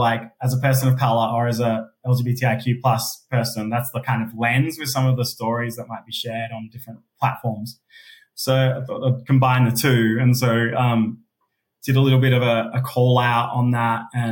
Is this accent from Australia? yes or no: yes; Adelaide, South Australia, Australia; accent: Aussie; moved away as an adult; also born or lived in Sydney, Australia; now in Melbourne, Australia; being a gay person of colour in Australia, growing up in Adelaide